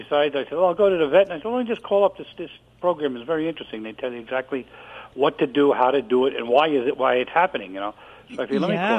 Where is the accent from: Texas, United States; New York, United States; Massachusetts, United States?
New York, United States; I was born in Greenwich Village.